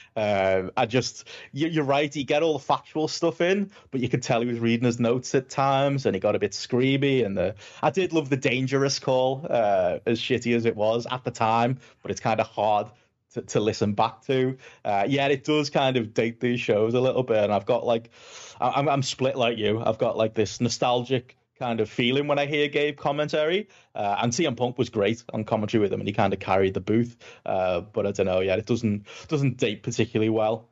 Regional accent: Liverpool, North West England, United Kingdom; I'm from Liverpool in England, I've talked quite fast and probably quite funny

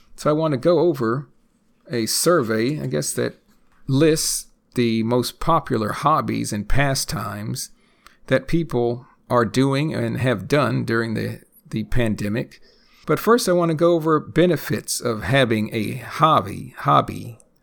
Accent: United States; born or raised there; first language English

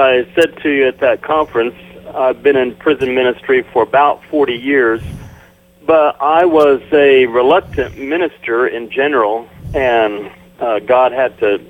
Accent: Indiana, United States; And I was in my hometown in Indiana. It was an auto town.

